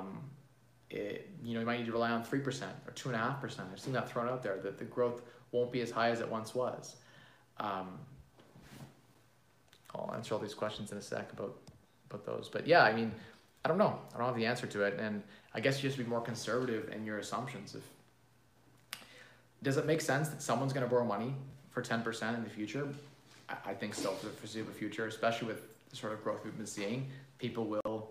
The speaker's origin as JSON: {"language": "English", "country": "Canada", "said": "As a Canadian"}